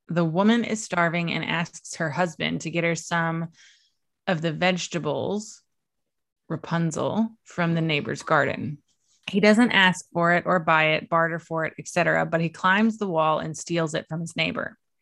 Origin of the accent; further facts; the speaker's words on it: East Coast of Virginia, United States; I was born and raised on the East Coast of Virginia.